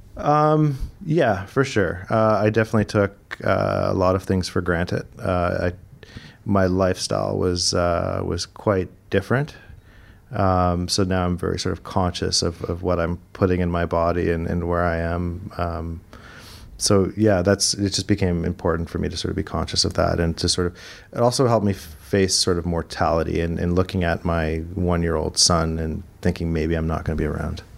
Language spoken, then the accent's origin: English; Toronto, Ontario, Canada; moved away as an adult; also born or lived in Vancouver; now in Toronto, Canada; I'm originally from Toronto. All my family's from Toronto